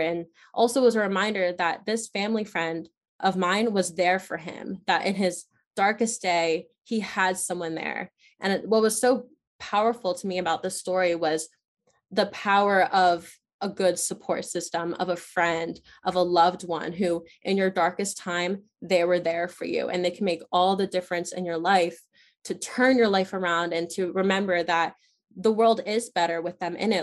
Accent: Chester County, Pennsylvania, United States; in Chester County, in my hometown.

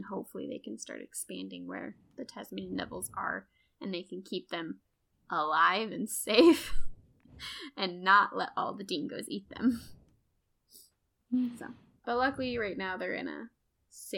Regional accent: United States; I'm very American.

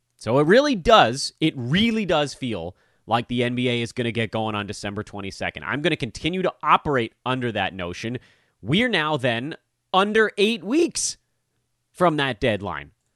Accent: Los Angeles, California, United States; born or raised there

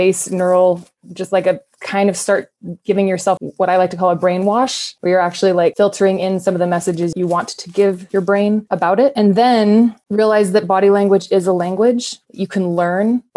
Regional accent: Mendocino County, California, United States; now in Colorado, United States; I'm from Mendocino County

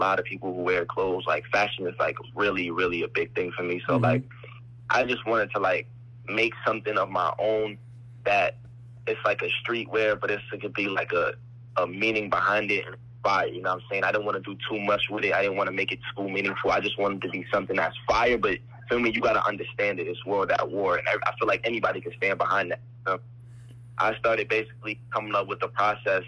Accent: New Jersey, United States; also born or lived in Boston; Soon as I was being born, I grew up in Jersey. We moved to Jersey

